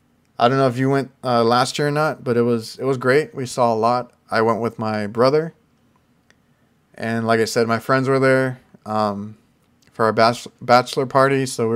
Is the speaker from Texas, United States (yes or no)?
yes; McAllen, Texas, United States; I'm from McAllen. I think people know McAllen, Texas. So, South Texas, but like all the way down.